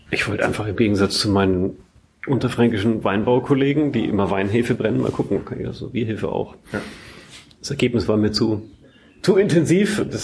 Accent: Bavaria, Germany; ich komme ursprünglich aus Franken und äh, Franken ist so zweigeteilt.

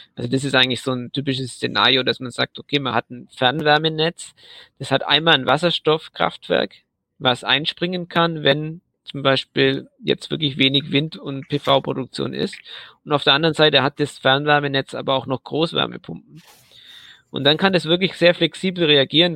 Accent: Southern Germany, Germany; ich bin ja aus Süddeutschland

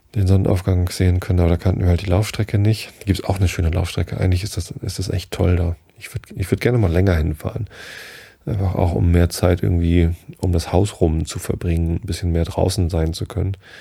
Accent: Northern Germany, Germany; Ich bin ja auch Norddeutscher

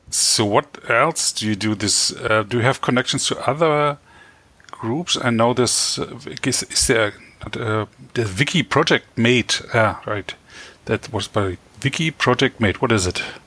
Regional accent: Berlin, Germany; I'm from Berlin, Germany

